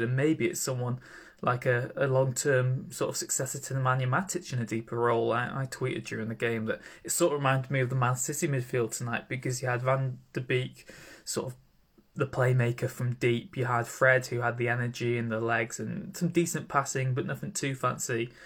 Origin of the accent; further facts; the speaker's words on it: Welsh, Wales, United Kingdom; being Welsh